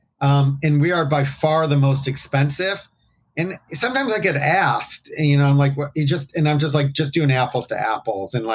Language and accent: English; Detroit, Michigan, United States; I'm from Detroit